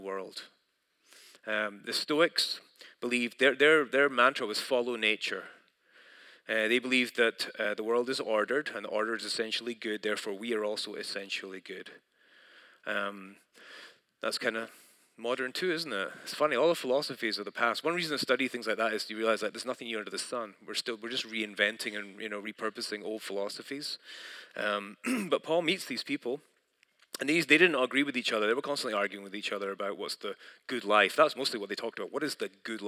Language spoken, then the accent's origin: English; United Kingdom; moved away; I'm from Britain